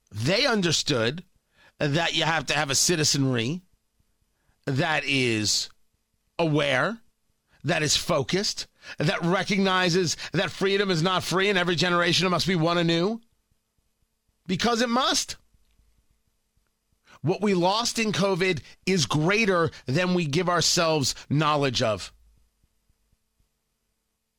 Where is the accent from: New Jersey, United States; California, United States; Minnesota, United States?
New Jersey, United States; moved away; Growing up in Jersey